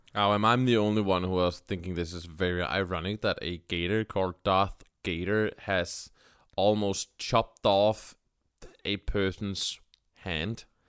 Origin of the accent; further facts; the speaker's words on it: Denmark; English is a second language; I am from Denmark